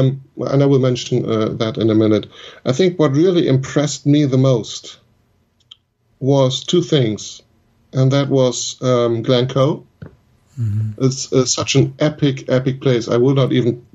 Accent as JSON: {"language": "English", "country": "Germany", "said": "my home country. We have lots of beautiful walking areas here in Germany"}